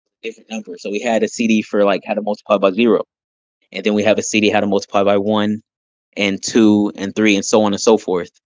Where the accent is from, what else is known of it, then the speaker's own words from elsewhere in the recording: Wichita, Kansas, United States; also born or lived in Texas; now in near Austin, Texas, United States; I am a artist from Wichita, Kansas that moved out to Texas. I'm currently near Austin, Texas.